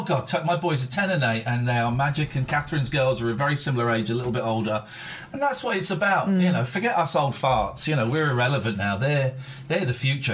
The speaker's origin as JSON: {"language": "English", "town": "Slough", "region": "South East England", "country": "United Kingdom", "tie": "born or raised there", "also_born_or_lived": "Farnham Common", "moved": "as an adult", "lives_now": "Aylesbury, United Kingdom", "said": "I grew up in Slough, then I moved to Farnham Common. I'm in Aylesbury"}